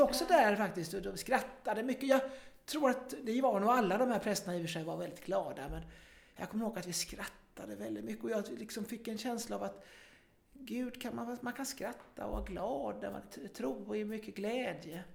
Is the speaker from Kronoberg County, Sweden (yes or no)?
no; Kungsbacka, Halland County, Sweden; also born or lived in Gothenburg; lokaltidningen där jag växte upp, Norra Halland